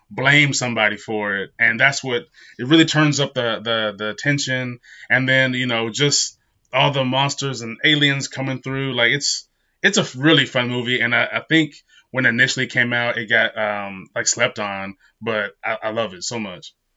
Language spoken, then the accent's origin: English; Utah, United States; I grew up in Utah